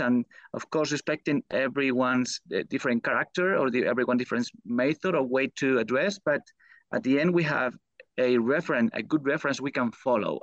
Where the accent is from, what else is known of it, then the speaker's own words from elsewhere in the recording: Spain; English is a second language; moved away as an adult; now in United States; I come from Spain